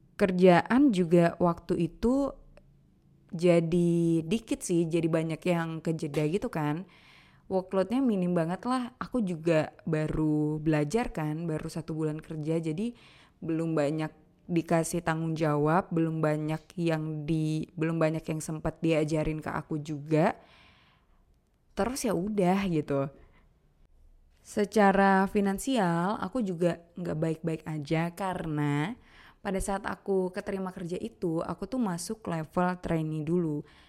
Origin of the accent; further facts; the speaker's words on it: Aceh, Indonesia; moved away as an adult; now in Jakarta, Indonesia; Merantaulah aku dari Aceh ke Jakarta.